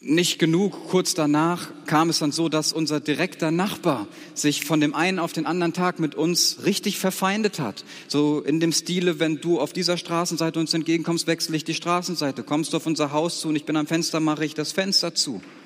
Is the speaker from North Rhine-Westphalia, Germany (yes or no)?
yes; Siegerland, North Rhine-Westphalia, Germany; moved away as an adult; ich komme aus einem Gebiet Siegerland, das war ein ganz anderes geistliches Klima